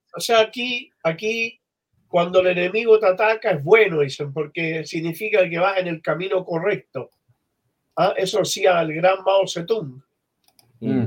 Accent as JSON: {"language": "Spanish", "country": "Chile", "said": "vengo de Chile"}